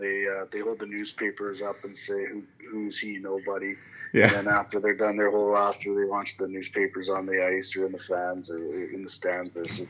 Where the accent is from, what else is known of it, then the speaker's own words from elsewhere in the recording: Calgary, Alberta, Canada; growing up in Southwest Calgary